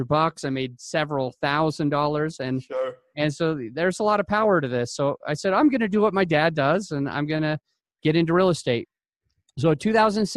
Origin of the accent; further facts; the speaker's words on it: Utah, United States; I am from Utah.